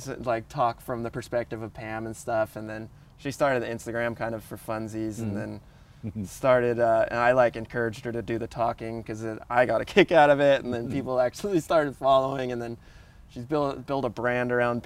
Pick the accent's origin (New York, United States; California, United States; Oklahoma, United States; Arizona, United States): California, United States; Ventura; the wave that I grew up surfing in Ventura